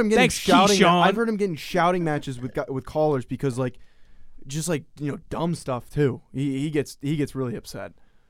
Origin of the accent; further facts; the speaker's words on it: California, United States; You're giving me questions from Southern California, and I'm from Northern California.